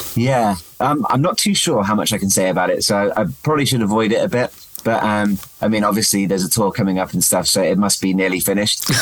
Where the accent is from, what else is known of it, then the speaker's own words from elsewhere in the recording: England, United Kingdom; I'm more English than I was when I started